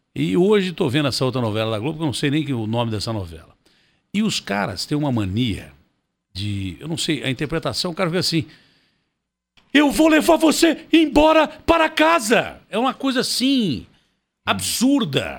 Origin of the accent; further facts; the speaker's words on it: Ribeirão Preto, São Paulo, Brazil; now in São Paulo, Brazil; eu amo a minha cidade, nasci em Ribeirão Preto